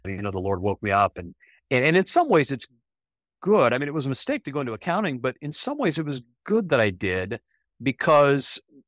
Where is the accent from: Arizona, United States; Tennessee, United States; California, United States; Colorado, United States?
Arizona, United States; Ajo; born there; Well, I was born in Arizona, a little mining town called Ajo. It's in the southwestern corner of the state.